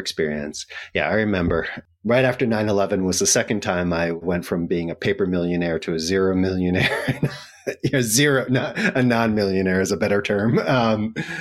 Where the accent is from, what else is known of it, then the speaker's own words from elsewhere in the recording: New York City, New York, United States; I'm a New Yorker